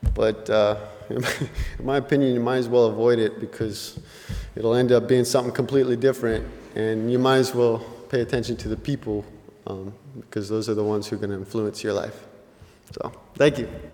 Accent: Gallup, New Mexico, United States; moved away as an adult; now in Goshen, United States; I grew up in New Mexico

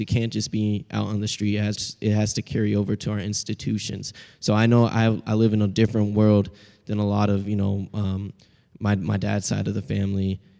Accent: Seattle, Washington, United States; accent: Pacific Northwestern; I'm a second year from Seattle, Washington, history major

